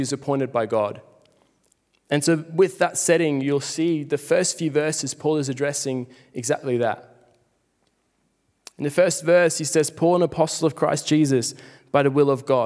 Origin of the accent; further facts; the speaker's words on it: Switzerland; moved away as an adult; now in Australia; growing up in Switzerland, it's very similar to Australia